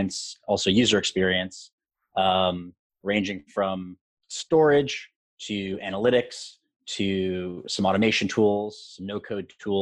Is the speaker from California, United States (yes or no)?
no; New York City, New York, United States; I am born and raised in Manhattan